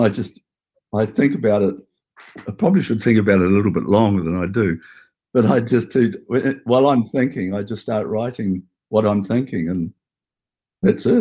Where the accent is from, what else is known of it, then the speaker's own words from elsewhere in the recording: Hastings, Hawke's Bay, New Zealand; now in Auckland, New Zealand; I come from Hastings